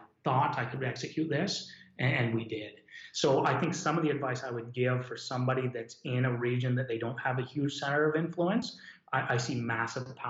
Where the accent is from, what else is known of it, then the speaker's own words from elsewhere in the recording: Hamilton, Ontario, Canada; also born or lived in Dundas, Ontario; I grew up in Hamilton or Dundas.